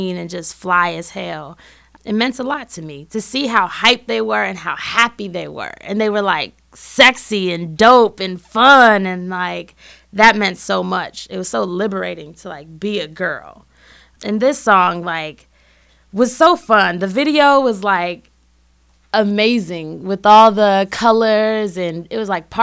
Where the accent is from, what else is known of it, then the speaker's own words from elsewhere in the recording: Berkeley, California, United States; moved away as an adult; also born or lived in Oakland, California; now in Chicago, United States; I'm originally from Berkeley, California